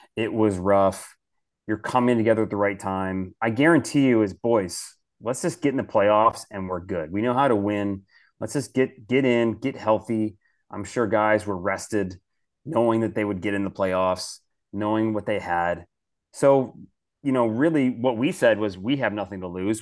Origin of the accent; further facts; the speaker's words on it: Detroit, Michigan, United States; I grew up in Detroit, so I'm born and raised a Detroit Red